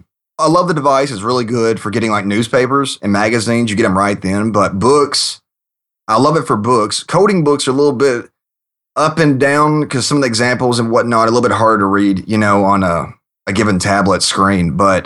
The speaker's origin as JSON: {"language": "English", "region": "Kentucky", "country": "United States", "lives_now": "Washington, D.C., United States", "said": "I'm originally from Kentucky in the States here. And after college, I got a job opportunity over here in D.C. with a government contractor."}